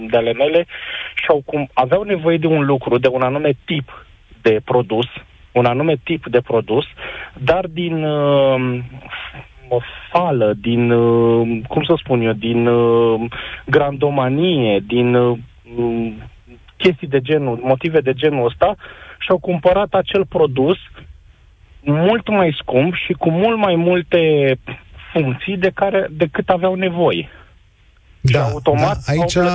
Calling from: Ploiești, Prahova, Romania; sunt din Ploiești, înțeleg fenomenul.

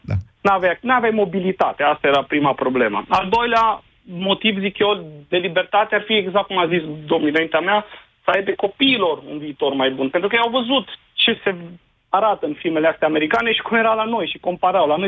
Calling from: Timișoara, Timiș County, Romania; Bună ziua, domnul Moise … din Timișoara, oraș unde a spus și neastră că a început Revoluția.

